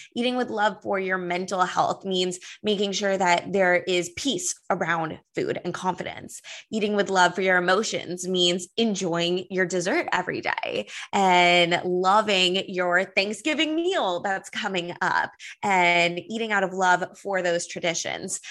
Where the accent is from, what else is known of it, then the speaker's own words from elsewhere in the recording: Los Angeles, California, United States; now in New York City, United States; I'm from Los Angeles